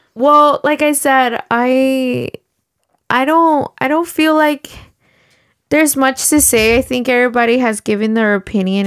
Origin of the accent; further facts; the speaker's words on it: Mexico; now in United States; I was born in Mexico